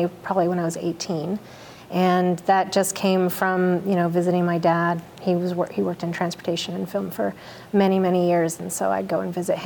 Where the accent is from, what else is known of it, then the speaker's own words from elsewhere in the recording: Lubec, Maine, United States; also born or lived in Salt Lake City, Utah; now in Rogue Valley, Oregon, United States; I'm from Lubeck, Maine, so easternmost town in the United States. Pretty rural